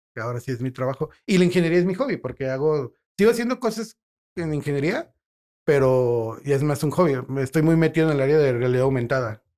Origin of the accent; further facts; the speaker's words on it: León, Guanajuato, Mexico; presumo a mi León